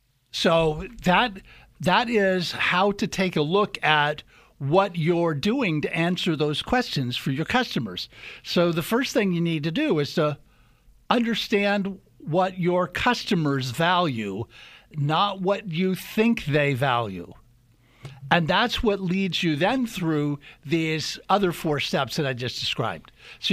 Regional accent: Midwest, United States; So I grew up mostly in the Midwest, but my dad was in the military when I was a kid.

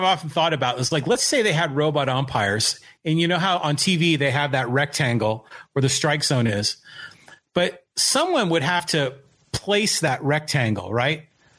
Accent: San Francisco, California, United States; now in Poway, United States; I was born in San Francisco, raised a Giants fan.

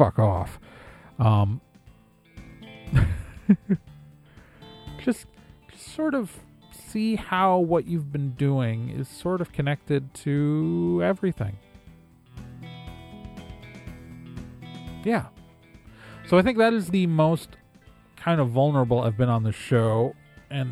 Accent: Wisconsin, United States; I'm from Wisconsin

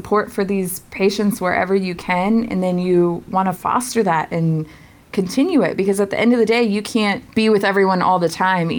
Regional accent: Virginia, United States; now in Maine, United States; I'm from Virginia. Things don't freeze well enough down there

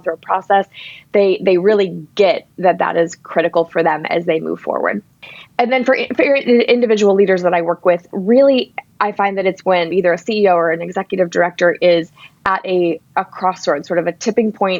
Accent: Ann Arbor, Michigan, United States; worked at an incredible organization in my hometown called Zingerman's

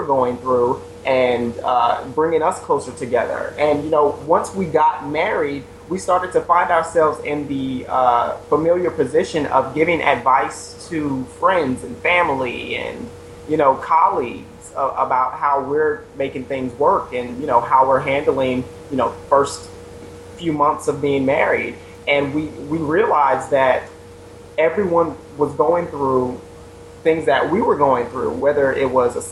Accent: Louisiana, United States; now in New York City, United States; I am from Louisiana, now based here in New York City with my husband.

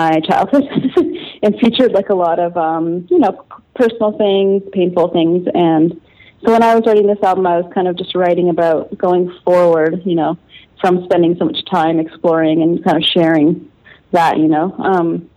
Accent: Calgary, Alberta, Canada; growing up in Calgary, Alberta, you know, in the Texas of Canada, in a Pentecostal family

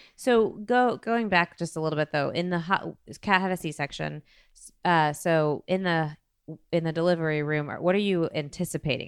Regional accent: Dayton, Ohio, United States; Blair and I grew up in Dayton, Ohio

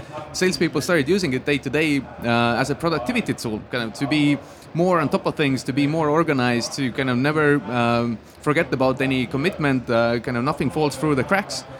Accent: Estonia; I grew up in Estonia in a really small town.

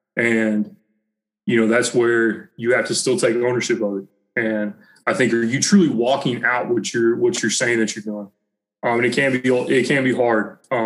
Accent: Southern United States, United States; growing up in the Bible Belt, growing up doing that, going to church, it was easy to talk the talk

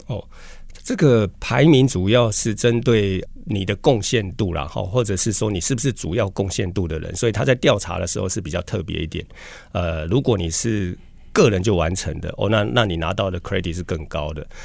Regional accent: Lukang, Changhua County, Taiwan; also born or lived in Taichung; 我想我是来自乡下啦，哈，鹿港小镇

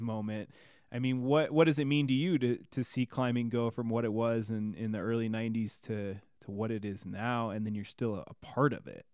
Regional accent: Illinois, United States; I'm from Illinois

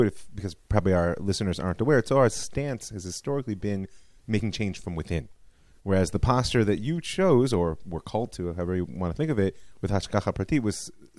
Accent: United States; now in Israel; We grew up in America, or you did to a young age, right?

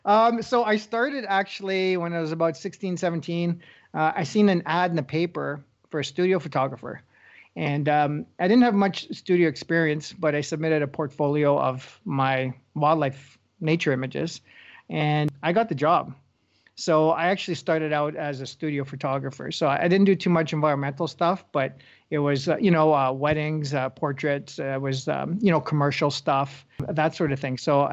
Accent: Sault Ste. Marie, Ontario, Canada; also born or lived in Thunder Bay; Sault Ste. Marie, yes, that's where I'm from. Yeah, you betcha. Growing up in Northern Ontario, hunting, fishing, photography, camping, doing it all, right?

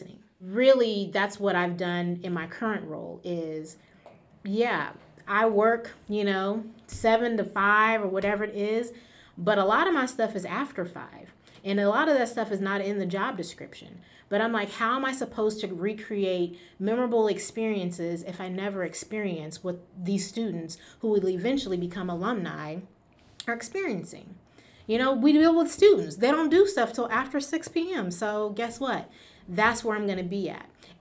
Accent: California, United States; I am from California

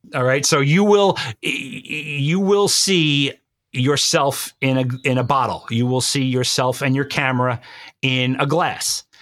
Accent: New York, United States; I was born and bred in New York and I will always be a New Yorker

